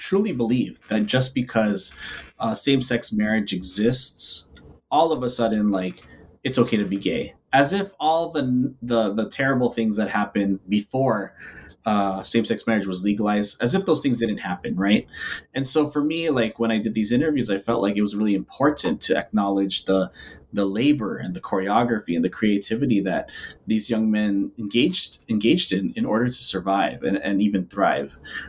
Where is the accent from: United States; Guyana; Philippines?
Philippines; if my entire existence is just about being Filipino or being a person of color and queer